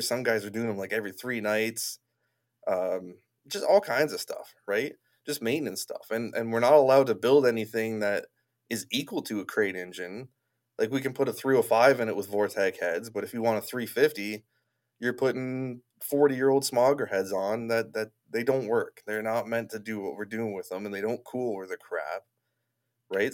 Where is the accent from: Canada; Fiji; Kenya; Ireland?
Canada; Niagara Falls, Ontario; I grew up in Niagara Falls